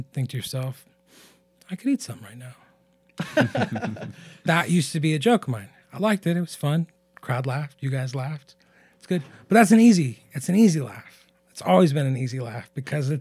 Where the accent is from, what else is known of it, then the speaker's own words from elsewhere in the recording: Pilot Rock, Oregon, United States; also born or lived in Portland, Oregon; we're from Eastern Oregon